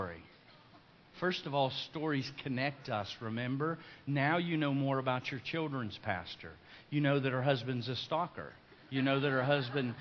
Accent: Lake Wales, Florida, United States; I'm from Lake Wales, and I was attending Lake Wales High School

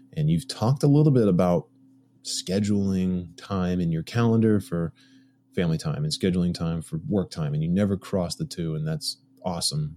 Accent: Massachusetts, United States; I'm from Massachusetts.

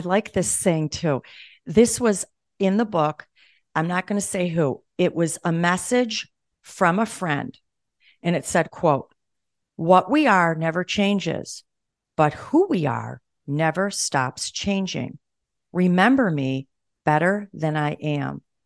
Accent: Buffalo, New York, United States; moved away; I'm from Buffalo, too, although I don't live there anymore

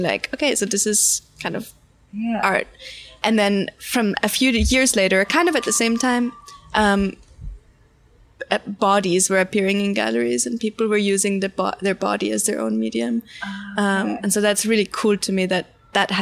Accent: Austria; moved away as an adult; also born or lived in London; now in New York, United States; I was born and raised in Austria, but I've been here for a year

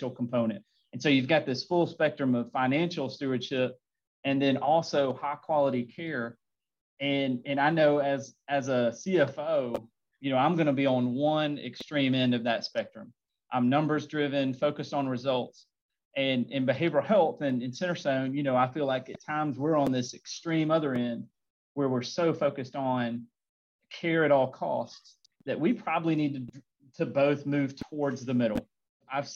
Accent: Montgomery, Alabama, United States; I grew up in Montgomery, Alabama

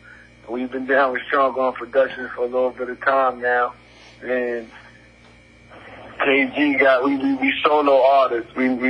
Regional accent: New York City, New York, United States; I'm from Crown Heights, Brooklyn.

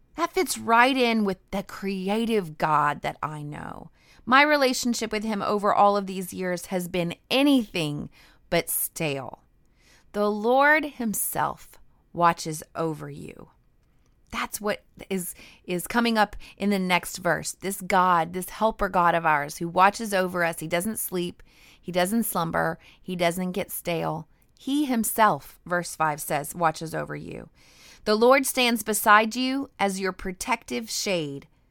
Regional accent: Idaho, United States; also born or lived in the South (US); now in the South, United States; I grew up in Idaho near the mountains, and I am definitely a mountain girl.

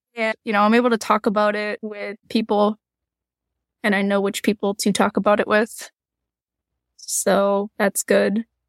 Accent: Eastern Massachusetts, United States; the area that we're from, Eastern Massachusetts

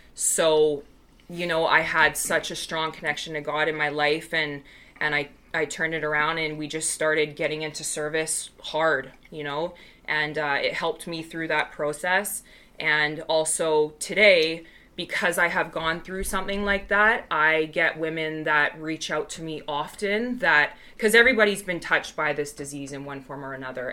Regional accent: Canada; I am Canadian, but I'll just like pick up an American accent

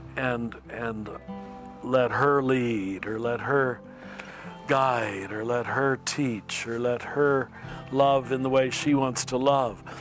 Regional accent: United States; I'm still an American

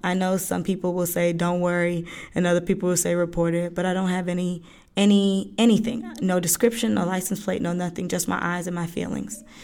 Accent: Lithonia, Georgia, United States; also born or lived in Florida; I was born in Florida, but I'm from Latonia, Georgia.

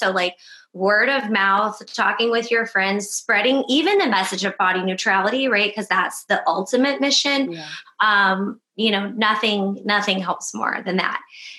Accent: Midwest, United States; I'm from the Midwest. I was raised in a very conservative family. I love them very much.

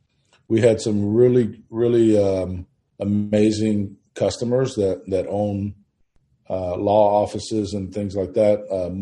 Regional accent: Manhattan, New York, United States; born there; now in Houston, United States; Went to New York. We lived in Manhattan. I was born in Manhattan. And in 1977, they migrated down here to Houston.

